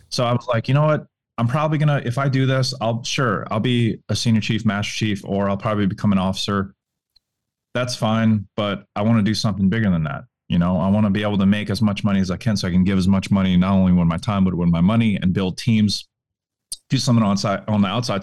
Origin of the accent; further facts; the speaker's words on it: New Orleans, Louisiana, United States; I'm from New Orleans, Louisiana